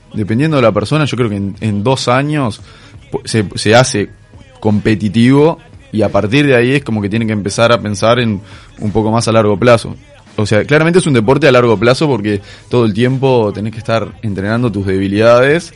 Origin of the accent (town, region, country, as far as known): Uruguay